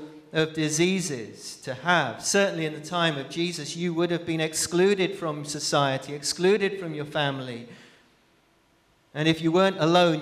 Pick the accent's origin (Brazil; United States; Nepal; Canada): Brazil; But I remember growing up in Brazil, I remember my dad telling me stories of going into leper colonies.